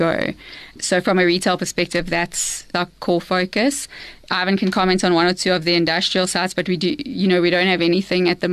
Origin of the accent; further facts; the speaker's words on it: South Africa; I'm South African. My kids are South African